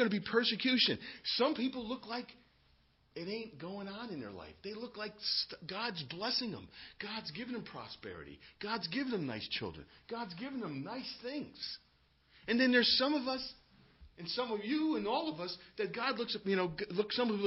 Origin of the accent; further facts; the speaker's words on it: United States; being an American